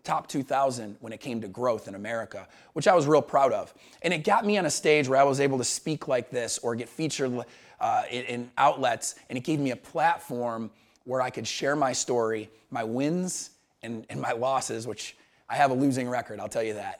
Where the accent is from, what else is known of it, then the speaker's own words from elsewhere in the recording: Syracuse, New York, United States; moved away as an adult; also born or lived in Montevallo, Alabama; I was this kid from Syracuse, New York, who ended up at the University of Montevallo because I played college baseball